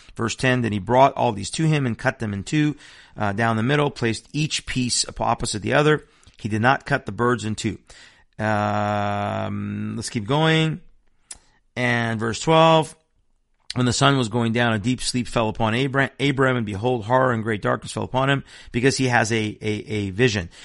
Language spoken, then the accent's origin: English; Iran; moved away; I'm from Iran. I was born in a nation that is an avowed enemy of Israel